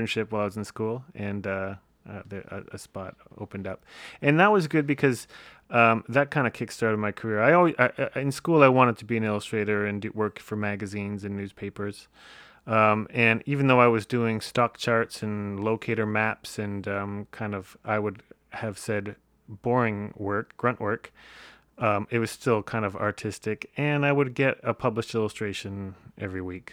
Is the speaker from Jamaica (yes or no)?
no; Windsor, Ontario, Canada; Early life, uh, Windsor, Ontario